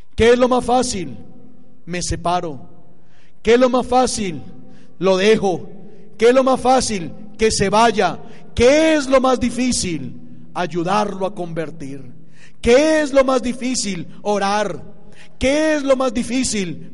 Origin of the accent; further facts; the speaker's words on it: Colombia; moved away; mi país